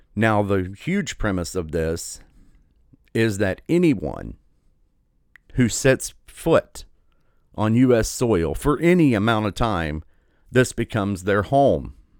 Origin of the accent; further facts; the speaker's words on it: United States; I'm just an American. I was born here.